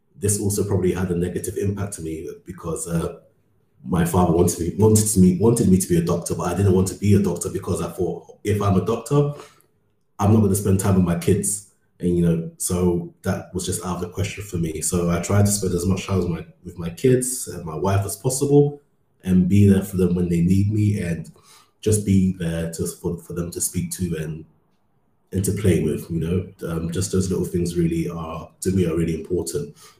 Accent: London, United Kingdom; moved away as an adult; also born or lived in Ghana; now in Berlin, Germany; I grew up in London for most, lived in London for most of my life

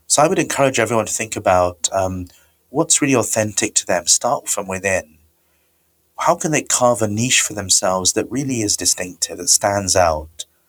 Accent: India; moved away; I come from India originally

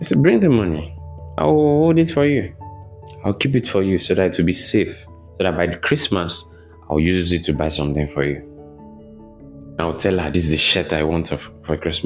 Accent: Ibadan, Oyo, Nigeria; moved away as an adult; also born or lived in Lagos, Nigeria; I grew up in Nigeria, Ibadan, Nigeria. I grew up there. I lived there for many years, over 2 decades.

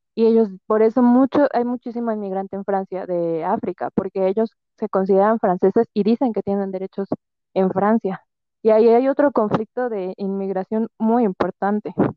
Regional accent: Mexico; nosotros como mexicanos

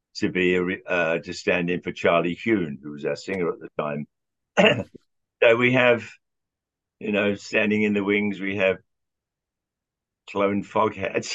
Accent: London, United Kingdom; moved away as an adult; now in United States; When I was growing up in Southwest London

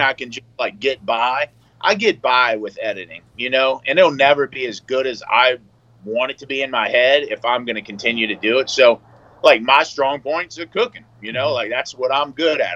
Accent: Louisiana, United States; moved away as an adult; also born or lived in New York City; I'm from Louisiana

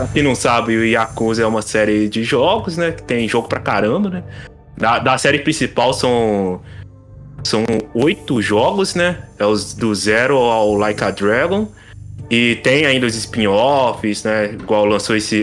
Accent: Brazil; nós que somos brasileiros

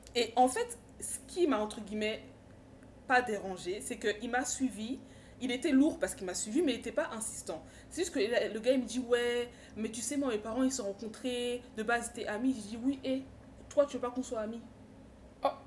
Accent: Paris suburbs, Île-de-France, France; moi je viens de Paris, exactement dans de banlieue parisienne

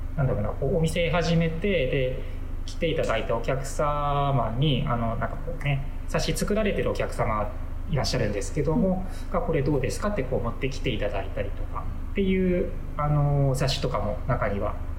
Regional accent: Katagami, Akita, Japan; also born or lived in Osaka / Kansai; now in Akita, Japan; 出身は、あの秋田の片上の

